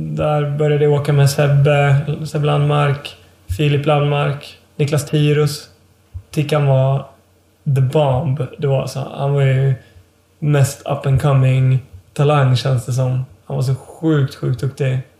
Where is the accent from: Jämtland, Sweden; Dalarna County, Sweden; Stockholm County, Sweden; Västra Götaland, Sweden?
Dalarna County, Sweden; Leksand; also born or lived in Åre; now in Umeå, Sweden; jag är uppvuxen i Laknäs. En ännu mindre by. Som ligger då en mil utanför Leksand.